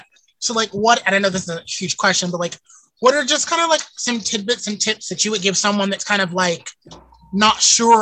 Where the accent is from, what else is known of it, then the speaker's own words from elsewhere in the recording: the South, United States; I'm from the South